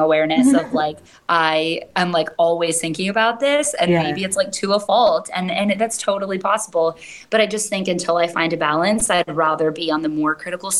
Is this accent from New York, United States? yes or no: no; Michigan, United States; first language English; moved away as an adult; also born or lived in Hawaii; I was born and raised there